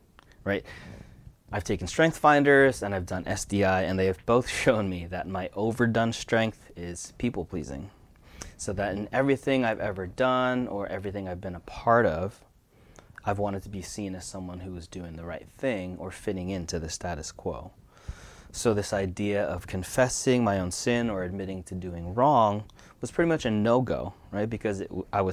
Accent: United States; first-generation Filipino-American son of Asian-American immigrants

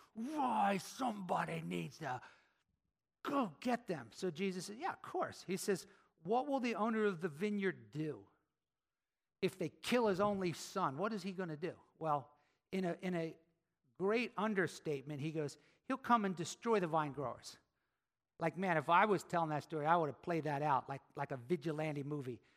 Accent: Philadelphia, Pennsylvania, United States; I'm from Philly, right?

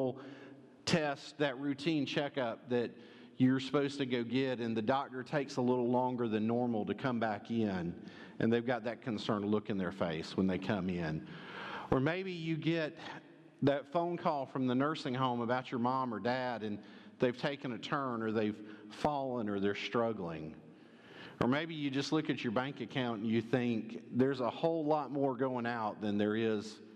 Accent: Conyers, Georgia, United States; moved away; First Baptist Conyers with you back in my hometown.

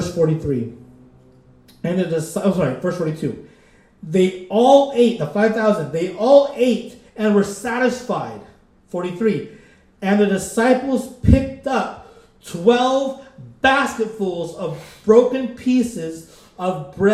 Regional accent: Philippines; I'm Filipino

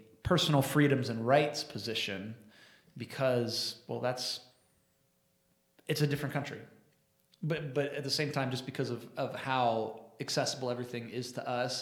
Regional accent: United States; as American Christians in the American context

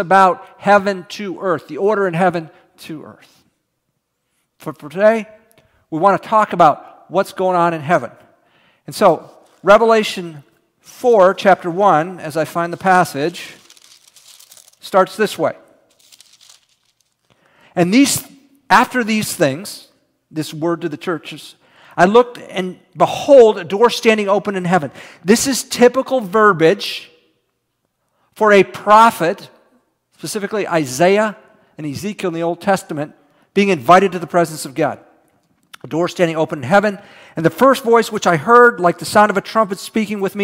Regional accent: Houston, Texas, United States; moved away; also born or lived in College Station, Texas; I was from Houston and then went to school in College Station

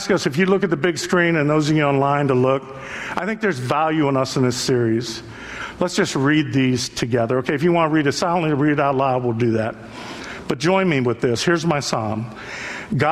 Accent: Youngstown, Ohio, United States; I grew up in Youngstown

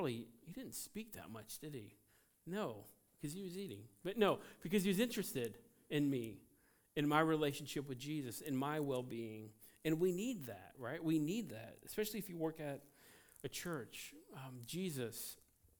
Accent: United States; as an American

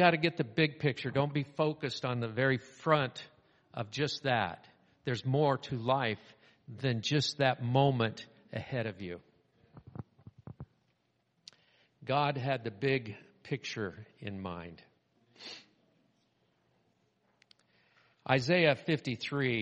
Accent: Southern California, United States; When I was growing up in Southern California, we had driver's training

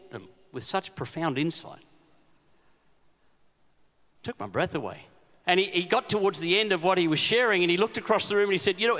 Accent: Queensland, Australia; I'm a Queenslander

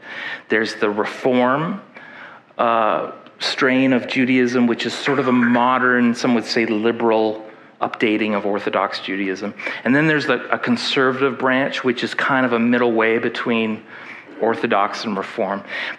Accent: Alberta, Canada; And when I came from Alberta, where there was, I don't think any Jewish community that I'm aware of.

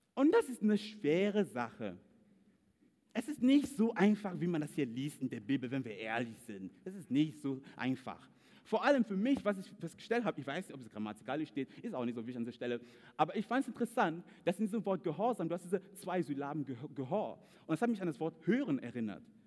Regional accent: Cameroon; German is a second language; moved away as an adult; now in Germany; typisch Kameruner

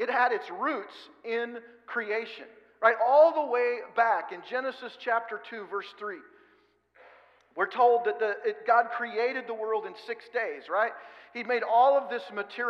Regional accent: Oregon, United States; now in Kansas, United States; We live in Kansas where there's lots of grain around, and I'm from Oregon.

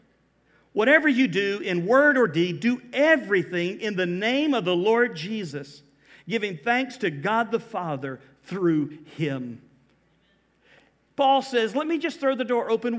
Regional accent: Georgia, United States; moved away as an adult; now in Florida, United States; I am from Georgia. But I've been here 24 years

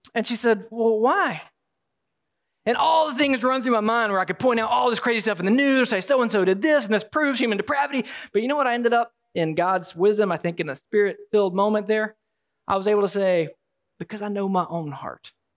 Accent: Alabama, United States; You'll have to pardon the accent. I am from Alabama.

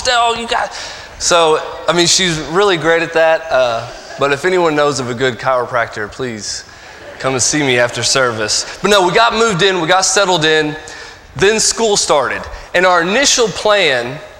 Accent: Evansville, Indiana, United States; moved away as an adult; also born or lived in Mount Juliet, Tennessee; now in Knoxville, United States; I'm from Evansville, Indiana, born and raised.

